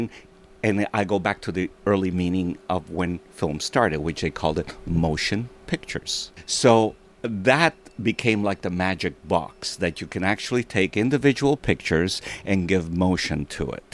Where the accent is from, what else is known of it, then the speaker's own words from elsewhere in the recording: Italy; now in Montreal, Canada; I was born in Italy.